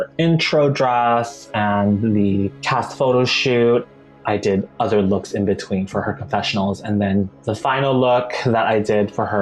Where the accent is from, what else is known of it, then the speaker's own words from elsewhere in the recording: Maui, Hawaii, United States; moved away as an adult; also born or lived in Salt Lake City, Utah; I was born and raised in Hawaii, Maui specifically.